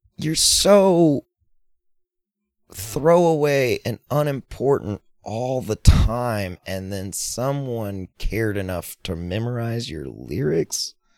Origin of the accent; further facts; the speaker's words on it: Fort Worth, Texas, United States; Fort Worth, which is my hometown